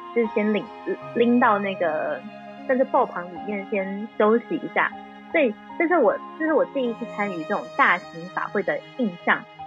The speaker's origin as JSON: {"language": "Chinese", "town": "Puli", "region": "Nantou County", "country": "Taiwan", "tie": "born or raised there", "said": "我就是在埔里生长的，而且我们就是在好山好水好无聊的地方"}